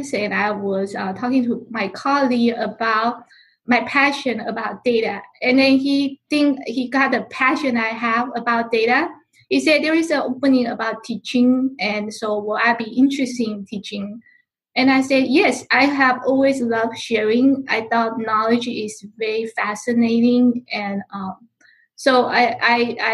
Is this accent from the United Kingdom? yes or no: no; Taipei, Taiwan; English is a second language; moved away as an adult; now in United States; I come from Taipei, Taiwan